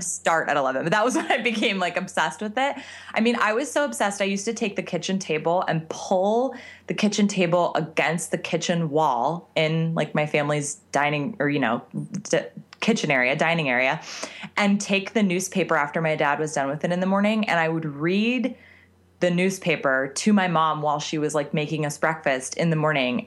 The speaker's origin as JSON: {"language": "English", "town": "Scottsdale", "region": "Arizona", "country": "United States", "tie": "born or raised there", "moved": "yes", "said": "I grew up in Scottsdale, Arizona"}